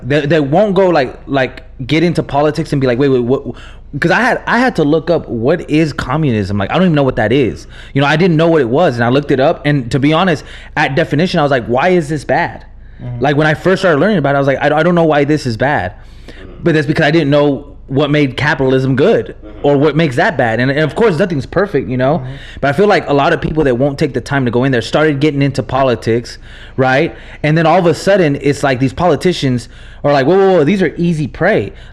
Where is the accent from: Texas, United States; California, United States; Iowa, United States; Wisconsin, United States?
Texas, United States; born or raised there; English is a second language; also born or lived in Nebraska